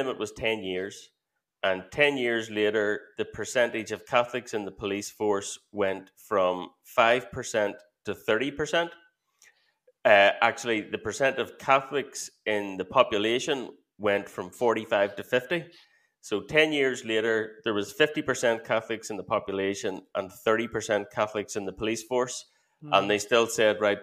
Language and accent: English; Belfast, Northern Ireland, United Kingdom; Where I grew up in Belfast